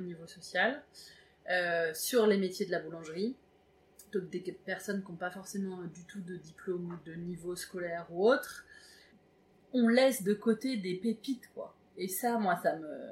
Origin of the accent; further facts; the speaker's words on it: Évreux, Normandy, France; je viens d'Evreux